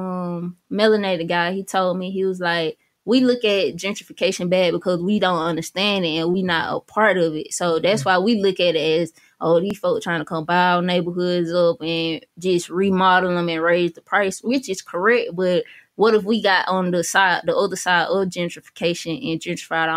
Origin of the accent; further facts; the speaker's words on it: Georgia, United States; moved away; I'm really from Georgia. My mom from Florida. My dad from here